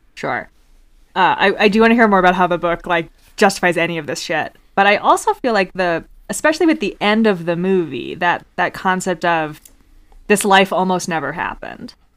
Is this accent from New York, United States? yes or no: yes; New York City, New York, United States; us as New Yorkers